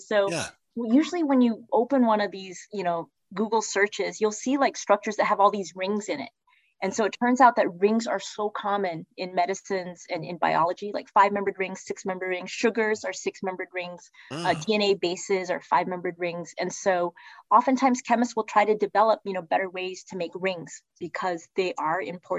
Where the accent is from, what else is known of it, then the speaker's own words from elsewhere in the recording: Texas, United States; born there; I was born in Texas, right?